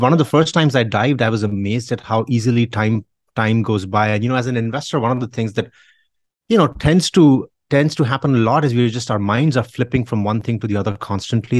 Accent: India; I grew up in India

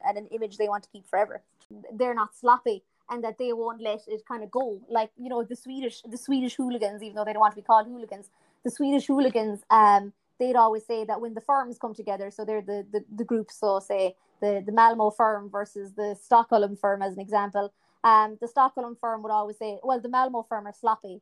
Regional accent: Ireland; from a purely Irish point of view

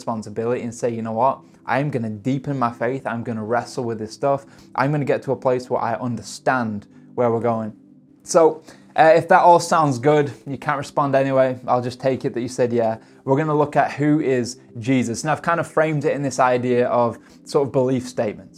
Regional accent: United Kingdom; I'm stereotypically British.

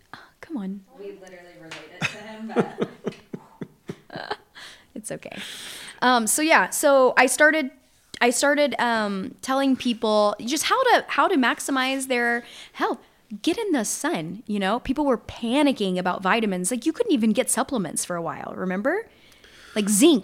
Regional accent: Southwest Louisiana, United States; I grew up in Southwest Louisiana, still live there

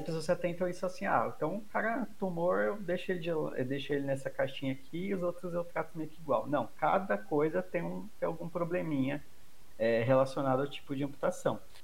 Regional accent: São Paulo, Brazil; Eu, eu sou de São Paulo

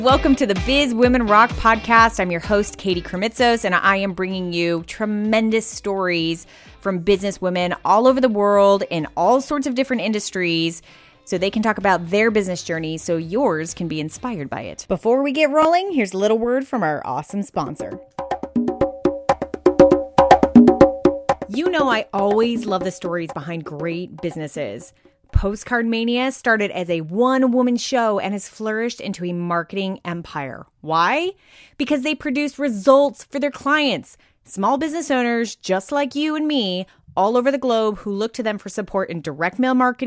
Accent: Arizona, United States; moved away; I grew up in Arizona in like the Southwest, so I'm like a desert baby who now lives like in the beaches

